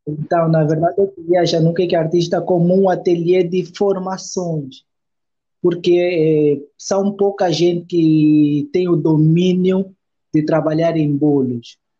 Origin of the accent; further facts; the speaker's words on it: Luanda, Luanda Province, Angola; no Valódia, onde, onde, onde eu cresci